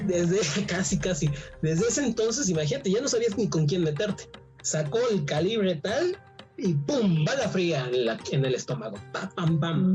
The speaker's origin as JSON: {"language": "Spanish", "country": "Mexico", "said": "somos chaparritos los mexicanos"}